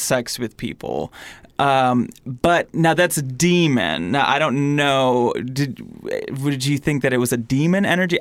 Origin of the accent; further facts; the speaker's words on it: Michigan, United States; moved away; I'm from Michigan